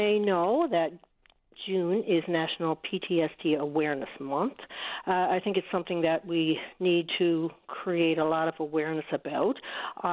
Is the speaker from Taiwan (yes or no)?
no; Newfoundland and Labrador, Canada; I'm from Newfoundland. I lived on the East Coast, grew up on the East Coast, moved to Labrador